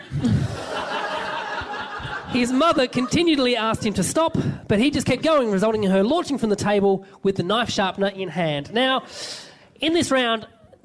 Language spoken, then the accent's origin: English; Tasmania, Australia; From Tassie. We're not even on the map.